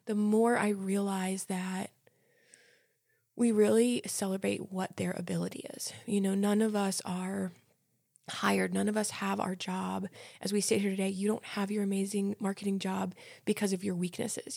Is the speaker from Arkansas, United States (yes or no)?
no; New Jersey, United States; moved away as an adult; now in Lynchburg, United States; I'm originally from New Jersey, same as Cami